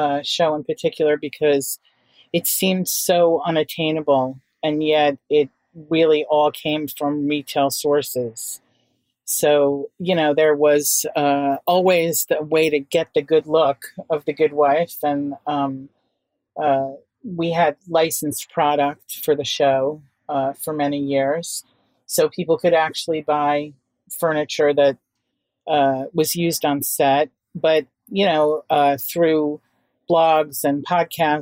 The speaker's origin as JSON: {"language": "English", "town": "New York City", "region": "New York", "country": "United States", "tie": "born or raised there", "said": "I grew up in Manhattan and was lucky enough to attend good, really progressive and creative schools"}